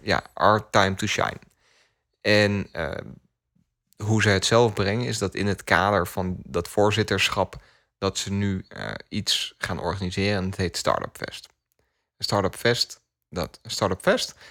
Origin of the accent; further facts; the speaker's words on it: Netherlands; ik word ook wel trots als Nederlander.